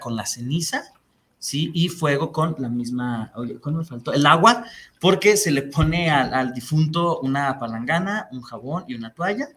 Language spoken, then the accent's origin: Spanish; Mexico; lo que somos como mexicanos